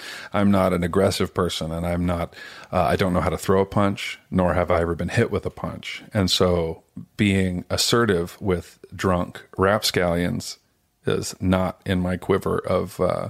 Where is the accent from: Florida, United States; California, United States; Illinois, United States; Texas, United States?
California, United States; Sacramento; born there; now in Los Angeles, United States; I was born in Sacramento.